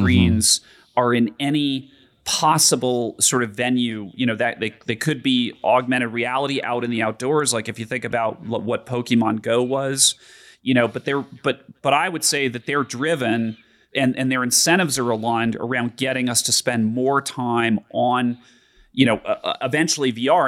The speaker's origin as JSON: {"language": "English", "town": "Denver", "region": "Colorado", "country": "United States", "tie": "born or raised there", "said": "growing up in Denver"}